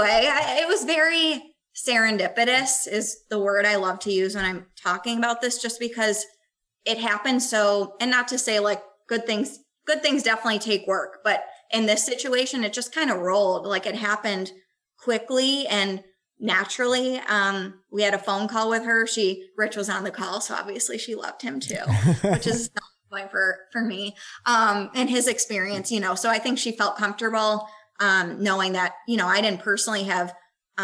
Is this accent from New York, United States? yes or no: yes; Buffalo, New York, United States; moved away; I'm from Buffalo originally.